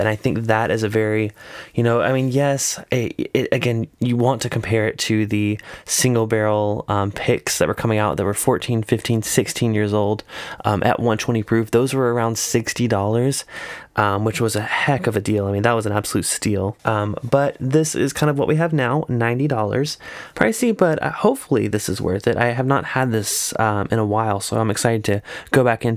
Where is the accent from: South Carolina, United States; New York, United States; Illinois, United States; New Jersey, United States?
South Carolina, United States; I grew up in South Carolina